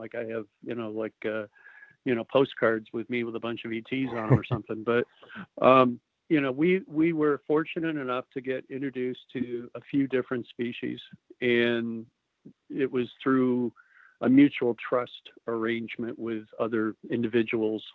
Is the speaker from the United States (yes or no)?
yes; Chicago, Illinois, United States; moved away as an adult; growing up in Chicago and, you know, the middle part of the country